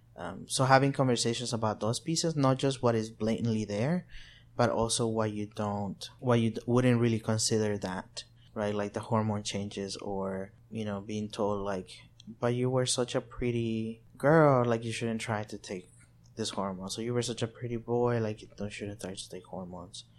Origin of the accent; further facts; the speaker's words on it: El Salvador; also born or lived in Arkansas, United States; now in Little Rock, United States; I'm from El Salvador. I've been in the U S for over seventeen years.